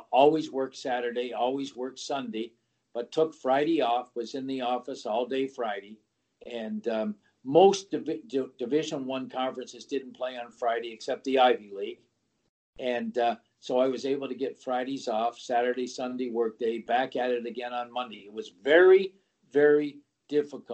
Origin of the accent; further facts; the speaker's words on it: Canada; being a Canadian